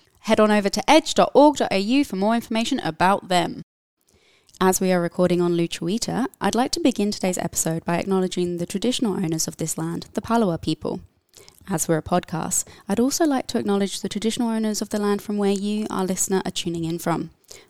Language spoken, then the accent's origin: English; England, United Kingdom; But I'm actually from the UK, from the United Kingdom. I grew up near London, and I knew from a very early age that I wanted to work with animals, be it in any capacity.